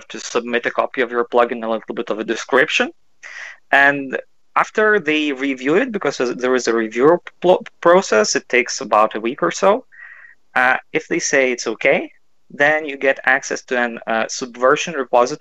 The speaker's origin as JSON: {"language": "English", "town": "Kaunas", "region": "Kaunas County", "country": "Lithuania", "said": "I'm from Kaunas. That's the second biggest city and pretty middle of Lithuania"}